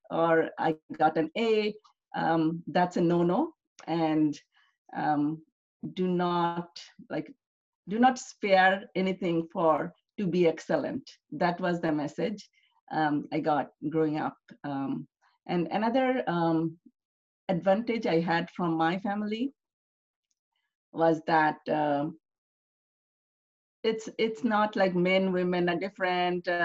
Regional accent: Bangladesh; English is a second language; I was I grew up in a middle clas

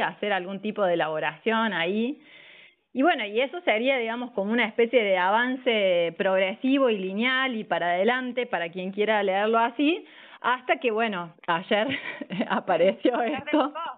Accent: Córdoba, Argentina; also born or lived in Villa María; de Córdoba Capital, un, un poco y un poco, Córdoba Capital y Villa María

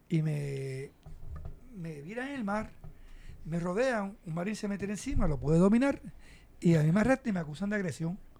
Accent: Vieques, Puerto Rico; el respeto que nos ganamos como puertorriqueños, como viequenses

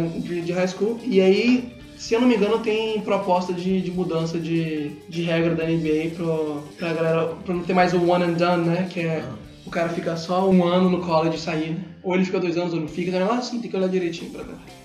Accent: Brazil; A gente é brasileiro

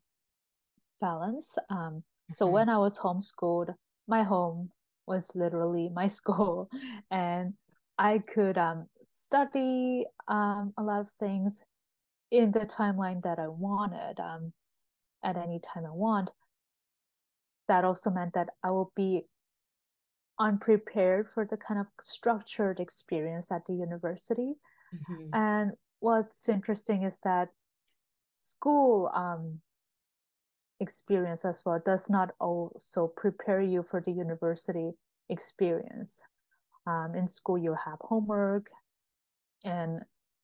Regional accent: Berlin, Germany; moved away; also born or lived in Seoul, South Korea; I was born in Berlin. And so I grew up reading a lot of German children's literature

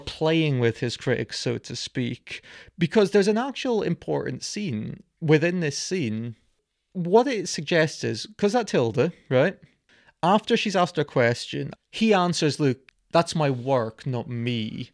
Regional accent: United Kingdom; We are of this nationality

